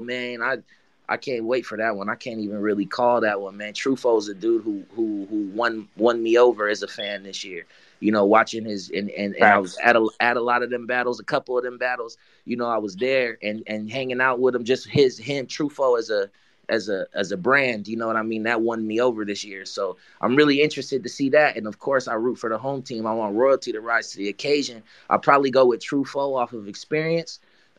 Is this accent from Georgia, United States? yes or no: no; Harlem, New York, United States; born there; okay, I was born in Harlem.